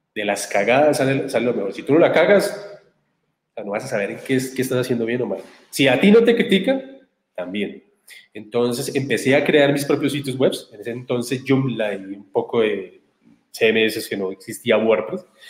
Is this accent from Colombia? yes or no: yes; Barbosa, Santander, Colombia; nacido y criado en Barbosa, Santander.